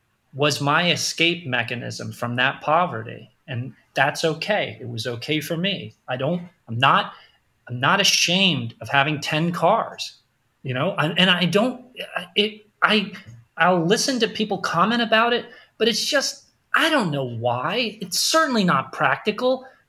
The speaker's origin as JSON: {"language": "English", "town": "Queens", "region": "New York", "country": "United States", "tie": "born or raised there", "said": "there's a picture of the apartment that I grew up in Queens right on the wall when you walk in the door."}